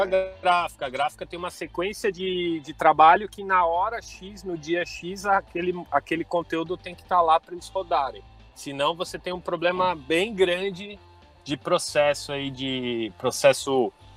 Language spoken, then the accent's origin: Portuguese; Santo André, São Paulo, Brazil; sou de Santo André, São Paulo